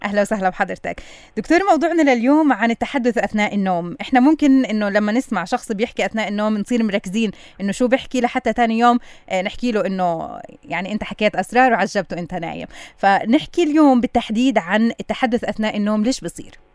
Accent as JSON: {"language": "Arabic", "country": "Palestine", "said": "عنا بكل فلسطين"}